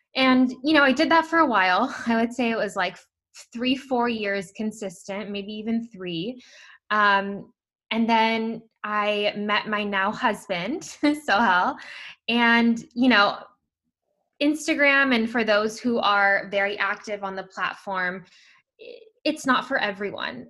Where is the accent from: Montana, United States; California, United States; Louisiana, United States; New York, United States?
California, United States; Bay Area; I'm from the Bay Area, California.